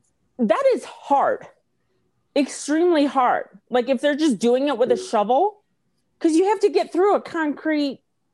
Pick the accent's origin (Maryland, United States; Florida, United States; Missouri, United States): Missouri, United States; St. Louis; I grew growing up in St. Louis